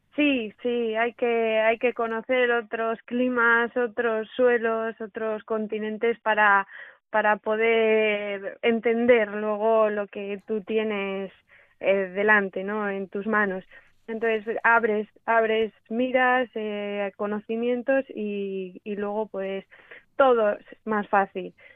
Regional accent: Cantabria, Spain; also born or lived in Australia / Argentina / La Rioja; en mi tierra, en mi casa. Eh, aquí en Cantabria

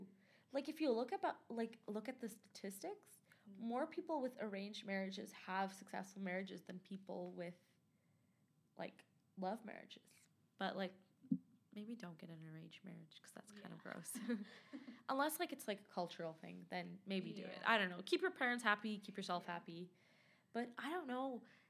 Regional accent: Afghanistan; So like I kind of want to go back home. So I'm from Afghanistan.

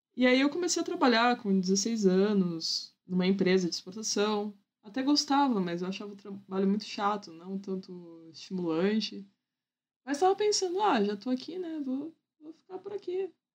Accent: Santos, São Paulo, Brazil; Eu nasci, fui criada em Santos.

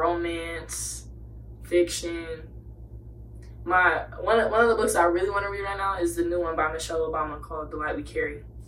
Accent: Nashville, Tennessee, United States; I've moved so many places. You know, I grew up in Nashville.

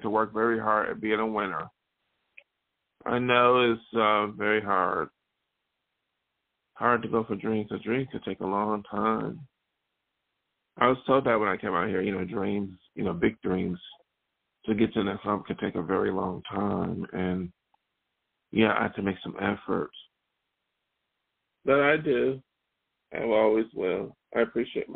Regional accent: Western New York, United States; now in Los Angeles, United States; when I grew up in Western New York

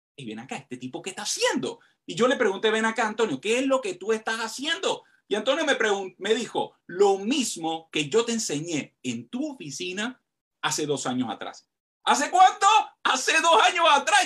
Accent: Panama; soy de Panamá

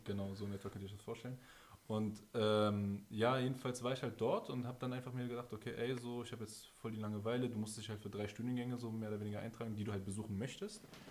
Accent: Berlin, Germany; wir sind aus Berlin

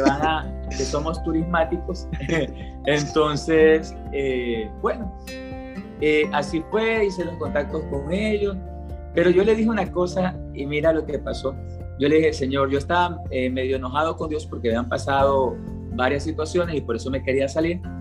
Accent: Esmeraldas, Ecuador; moved away as an adult; also born or lived in Quito, Ecuador / Colombia / Dominican Republic; yo nací en el Ecuador, soy de ecuatoriano, nací en una ciudad a orillas del Océano Pacífico, con playa, se llama Esmeraldas

